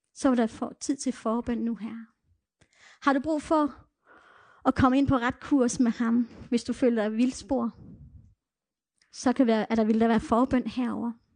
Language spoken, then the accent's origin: Danish; Denmark; first language Danish; jeg var dansker